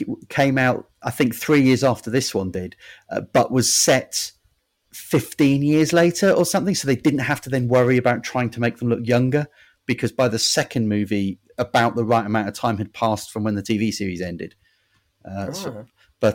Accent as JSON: {"language": "English", "area": "Devon", "region": "South West England", "country": "United Kingdom", "said": "See, I'm from Devon"}